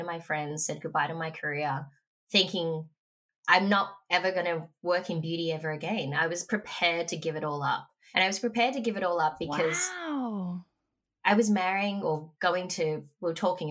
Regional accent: Frankston, Victoria, Australia; moved away; I grew up in Frankston

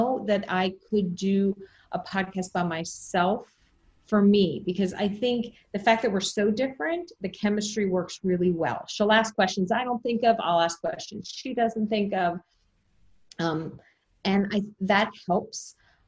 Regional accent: Jersey Shore, New Jersey, United States; moved away; I was born on the Jersey Shore

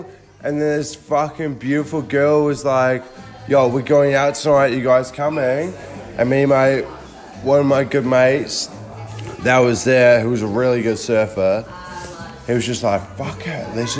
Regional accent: New Zealand; I'm from New Zealand. We've been together for a year now.

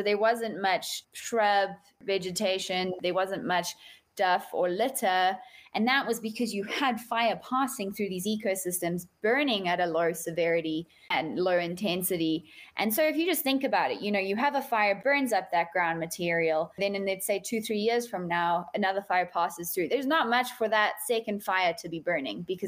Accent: South Africa; now in United States; I am a South African living in the United States

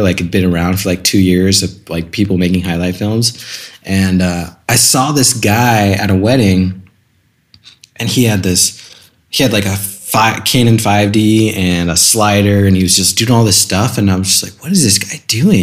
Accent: Scottsdale, Arizona, United States; also born or lived in California; I was born in California, moved to Scottsdale, Arizona when I was two. So pretty much just lived in Arizona my whole life.

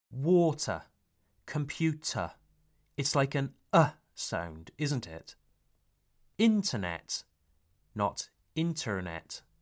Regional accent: Wales, United Kingdom; accent: Welsh; first language English; Even though I come from Wales, Le Pays de Galles, I grew up hearing it on the television and radio.

